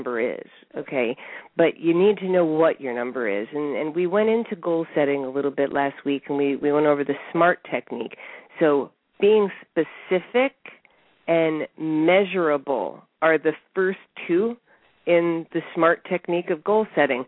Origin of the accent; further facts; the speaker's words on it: Connecticut, United States; moved away; also born or lived in New York / Southern California; I was born in New York and raised in Connecticut